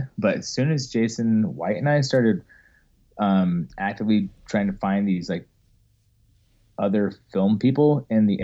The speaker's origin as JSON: {"language": "English", "town": "Ogden", "region": "Utah", "country": "United States", "also_born_or_lived": "Orlando, Florida", "said": "I'm originally from Ogden, Utah"}